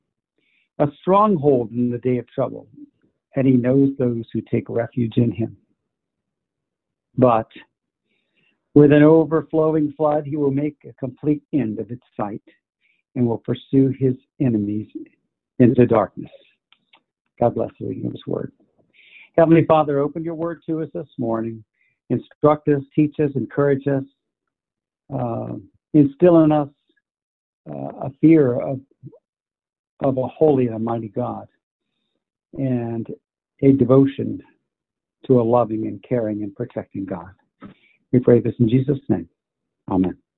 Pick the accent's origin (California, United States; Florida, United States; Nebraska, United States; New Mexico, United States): Florida, United States; I grew up in Florida